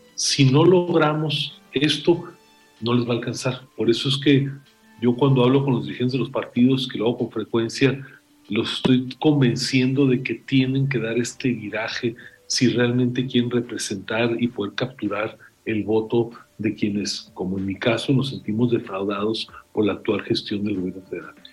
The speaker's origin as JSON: {"language": "Spanish", "country": "Mexico", "said": "a mí como mexicano"}